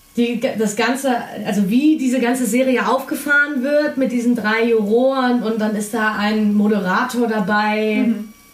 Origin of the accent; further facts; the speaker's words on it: Germany; Wir als Deutsche